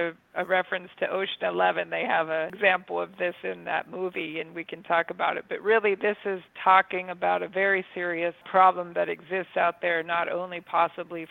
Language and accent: English; United States; also born or lived in Florida; I'm from Amish country